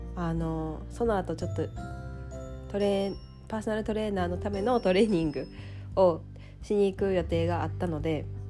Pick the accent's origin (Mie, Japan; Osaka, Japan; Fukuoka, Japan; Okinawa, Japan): Mie, Japan; moved away as an adult; also born or lived in Nagoya; now in Tokyo, Japan; もともとは三重の田舎出身で東京に出てくる名古屋の大学に通ってたから